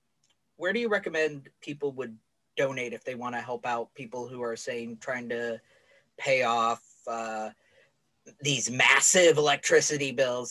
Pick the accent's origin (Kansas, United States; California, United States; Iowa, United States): Iowa, United States; he's a fellow Iowan.